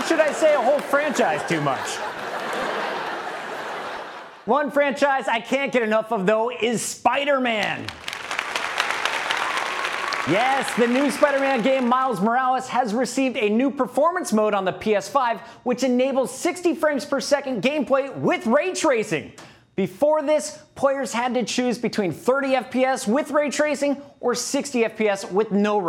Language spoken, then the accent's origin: English; Ohio, United States; moved away as an adult; now in New York City, United States; I grew up in Ohio, moved to New York City to pursue my broadcasting career